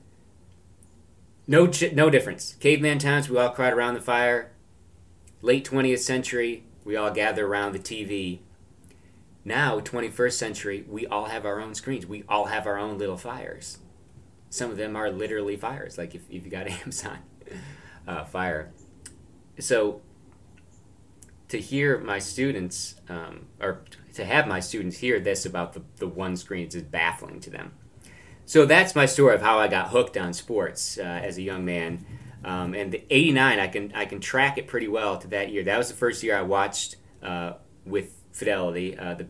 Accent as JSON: {"language": "English", "town": "Binghamton", "region": "New York", "country": "United States", "tie": "born or raised there", "moved": "as an adult", "lives_now": "Washington, D.C. area, United States", "said": "my hometown, Binghamton, New York"}